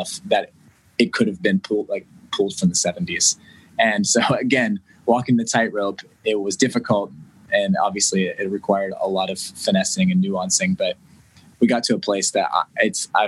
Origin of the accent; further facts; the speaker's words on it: West Virginia, United States; moved away as an adult; also born or lived in Nashville; I bought a house in my hometown and, in West Virginia